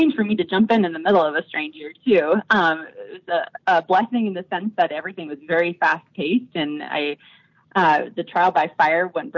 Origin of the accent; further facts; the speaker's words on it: Tucson, Arizona, United States; also born or lived in Philadelphia / Washington, D.C. / Indianapolis; now in Colorado, United States; My background is that I'm from Tucson, Arizona